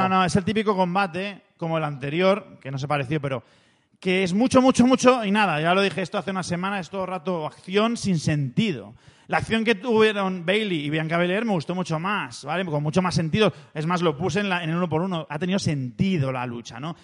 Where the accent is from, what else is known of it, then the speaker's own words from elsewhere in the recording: Spain; nosotros somos de España